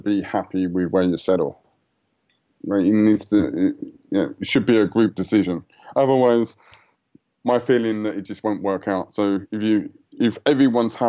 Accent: United Kingdom; moved away as an adult; I grew up just outside of London, and it was grey, you know, 9 months of the year.

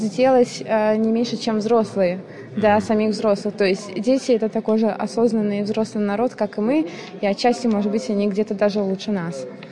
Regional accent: Ulyanovsk, Ulyanovsk Oblast, Russia; Я из Ульяновска

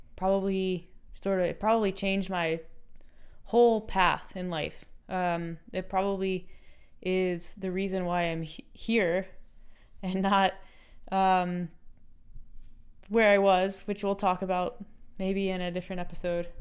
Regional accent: United States; moved away; I'm American

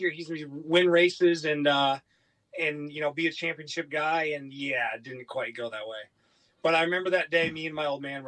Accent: upstate New York, United States; growing up in New York

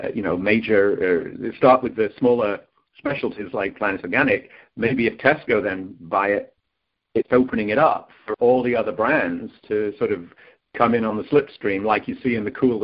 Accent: United Kingdom; I'm from Britain

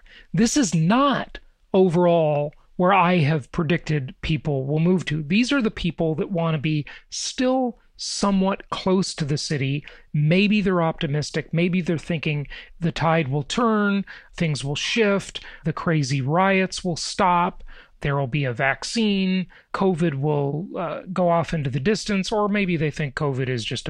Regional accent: Los Angeles, California, United States; I grew up in Los Angeles, right?

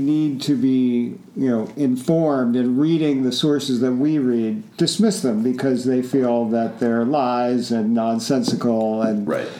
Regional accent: Plainfield, New Jersey, United States; Edison, New Jersey, the town next to where I grew up in Plainfield, New Jersey

